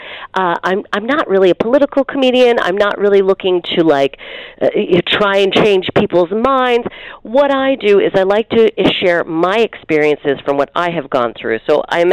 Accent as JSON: {"language": "English", "town": "Calgary", "region": "Alberta", "country": "Canada", "said": "I'm from Calgary"}